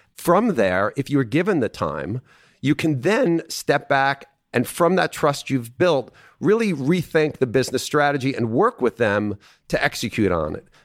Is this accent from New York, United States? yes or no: yes; Long Island, Nassau County, New York, United States; moved away as an adult; now in Dallas, United States; I was born and raised in Long Island in Nassau County